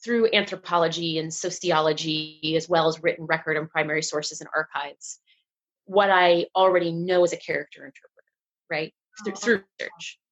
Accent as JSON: {"language": "English", "region": "Northern Virginia", "country": "United States", "tie": "born or raised there", "said": "I grew up in Virginia. I grew up in Northern Virginia."}